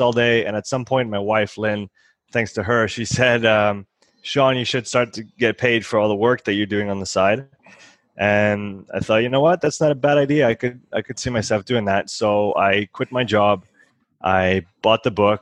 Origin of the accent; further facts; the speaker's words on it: Nyon, Vaud, Switzerland; also born or lived in Canada; So I grew up here. I was born and raised here in Nyon. So it's my hometown.